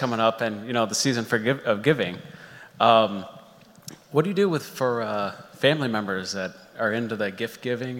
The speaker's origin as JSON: {"language": "English", "town": "St. Clair Shores", "region": "Michigan", "country": "United States", "said": "I'm from St. Clair Shores, Michigan."}